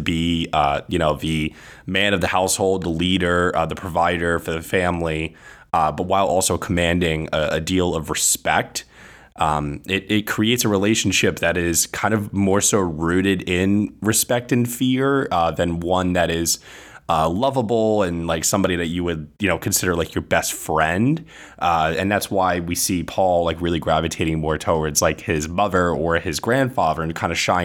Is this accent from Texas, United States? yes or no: no; New York, United States; growing up in New York